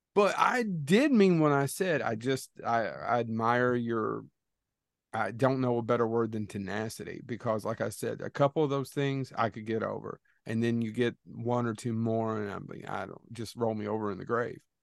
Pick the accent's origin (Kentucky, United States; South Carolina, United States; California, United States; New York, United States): Kentucky, United States; We're losers from Kentucky